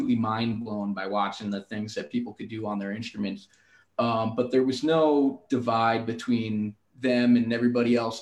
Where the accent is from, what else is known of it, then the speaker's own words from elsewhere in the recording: New Haven, Connecticut, United States; now in Colorado, United States; I'm from New Haven, Connecticut